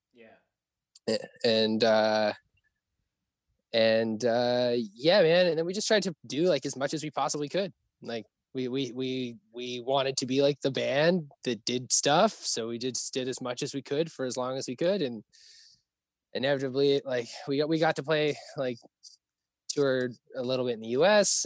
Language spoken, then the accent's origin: English; Stony Plain, Alberta, Canada; now in Vancouver, Canada; I'm from like a pretty small town outside of Edmonton, um, but like 45 minutes west of Edmonton. I grew up on an acreage as an only child